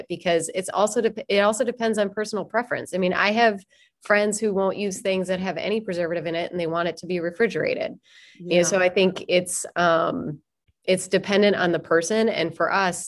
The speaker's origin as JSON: {"language": "English", "region": "Minnesota", "country": "United States", "accent": "Minnesotan", "said": "my Minnesotan accent"}